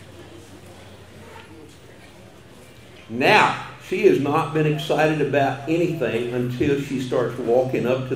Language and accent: English; Colorado County, Texas, United States; first language German; English is a second language; I grew up in Colorado County, a little German-speaking community called Zimmerscheid, kind of between Thrillsburg and Columbus